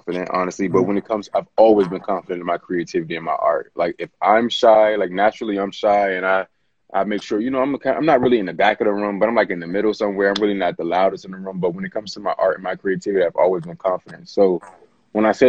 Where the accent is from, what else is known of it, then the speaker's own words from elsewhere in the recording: Richmond, Virginia, United States; also born or lived in Washington, D.C. / Maryland / Los Angeles; now in Atlanta, United States; I'm from Richmond, Virginia. Oh, I like to say the DMV area, because I lived in D.C. and Maryland and Virginia